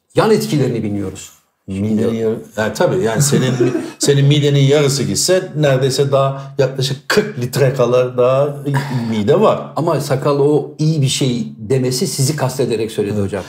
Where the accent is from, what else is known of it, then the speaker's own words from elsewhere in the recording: İzmir, Turkey; ben İzmir doğma büyüme İzmirliyim